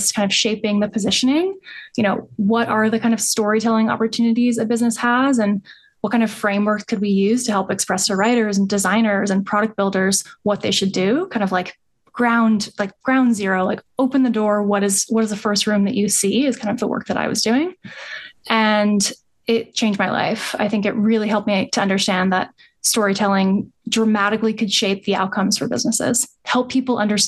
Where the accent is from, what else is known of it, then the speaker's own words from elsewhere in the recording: New York, United States; also born or lived in Durham, North Carolina; I grew up in New York